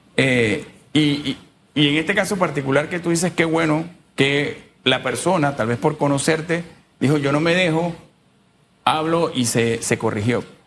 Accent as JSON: {"language": "Spanish", "country": "Panama", "said": "yo soy panameño también y vivo aquí"}